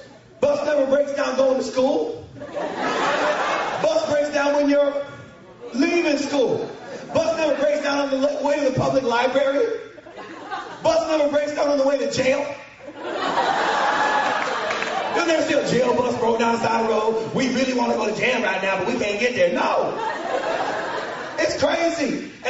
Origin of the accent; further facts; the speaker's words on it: Grand Rapids, Michigan, United States; I grew up in Grand Rapids, Michigan. My dad was a military Air Force veteran, and we traveled all over the world, and finally we settled in Michigan.